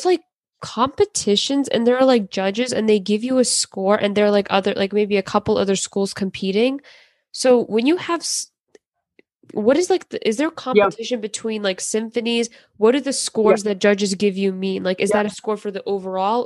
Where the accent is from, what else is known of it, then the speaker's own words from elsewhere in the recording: Maryland, United States; I'm from Maryland